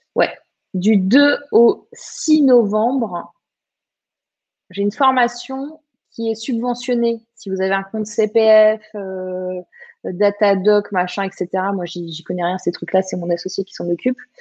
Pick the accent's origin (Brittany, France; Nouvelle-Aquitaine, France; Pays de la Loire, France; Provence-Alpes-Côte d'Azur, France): Provence-Alpes-Côte d'Azur, France; Var; moved away; also born or lived in Morbihan; je suis du sud, du vrai sud. Je suis du Var à la base